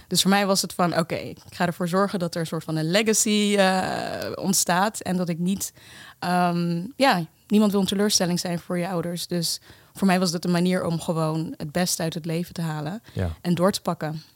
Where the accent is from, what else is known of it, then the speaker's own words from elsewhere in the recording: The Hague, South Holland, Netherlands; also born or lived in Kenya; geboren in Kenia en op mijn tweede met mijn moeder naar Nederland verhuisd, naar Den Haag. Um, daar inderdaad de Nederlandse school en ja, gewoon een, een redelijk normale jeugd